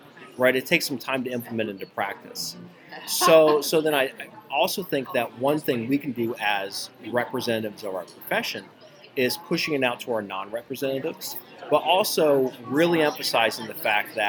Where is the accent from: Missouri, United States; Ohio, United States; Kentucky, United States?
Ohio, United States; moved away; my home state of Ohio